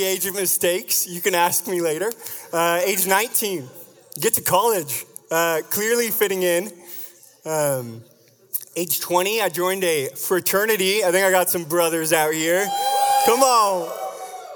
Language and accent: English; Vashon, Washington, United States; you have to be creative growing up on Vashon to have fun.